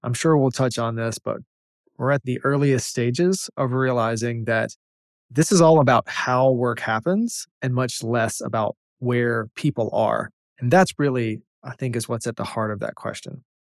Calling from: North Carolina, United States; calling in from North Carolina

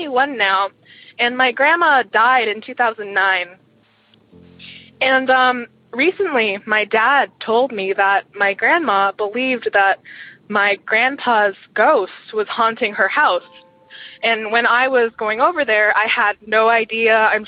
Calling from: Eugene, Oregon, United States; I'm calling from Eugene, Oregon.

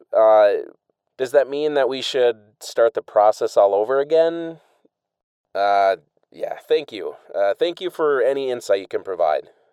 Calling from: Washington, District of Columbia, United States; I'm calling in from the Washington, D C area

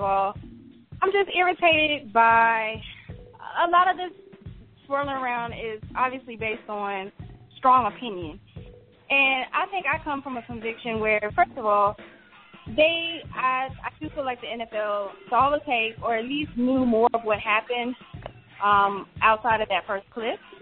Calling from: Atlanta, Georgia, United States; I'm calling from Atlanta, Georgia

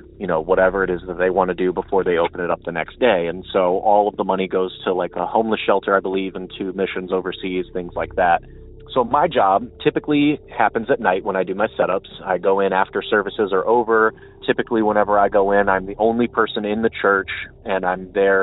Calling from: Akron, Ohio, United States; from Akron

